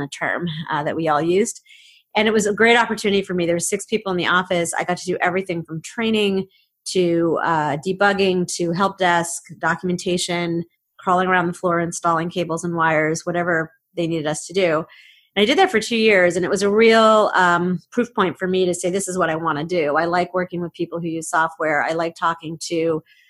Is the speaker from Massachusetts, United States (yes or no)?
yes; Framingham, Massachusetts, United States; I grew up here in Boston, in the Boston area, in Framingham. I'm a Boston girl